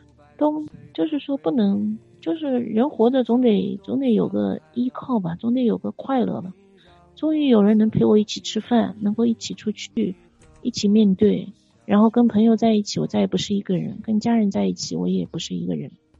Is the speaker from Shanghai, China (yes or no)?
yes; Shanghai, China; 上海的，